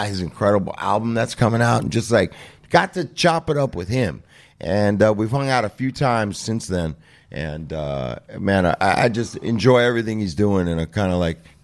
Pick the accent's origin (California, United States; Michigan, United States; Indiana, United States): California, United States; Los Angeles; growing up on the West Side